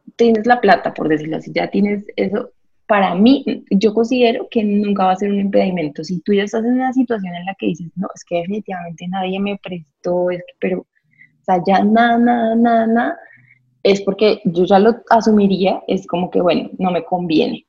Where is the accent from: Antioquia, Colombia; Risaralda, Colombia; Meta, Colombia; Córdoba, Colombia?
Meta, Colombia; Villavicencio; also born or lived in Bucaramanga, Santander; soy de Santander, de Bucaramanga crecí en Villavicencio